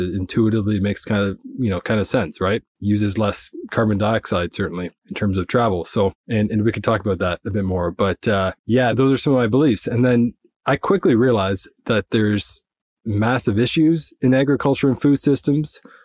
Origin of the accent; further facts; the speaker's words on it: Nova Scotia, Canada; I'm from the east coast of Canada in Nova Scotia.